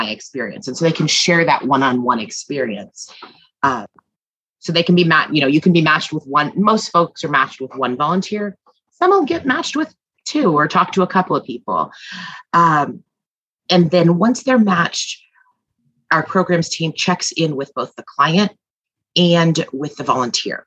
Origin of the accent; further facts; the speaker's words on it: Midwest, United States; now in East Coast, United States; I'm from the Midwest and now live on the East Coast